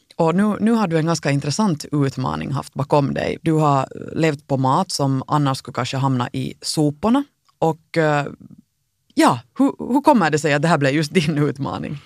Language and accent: Swedish; Finland; Vi som finländare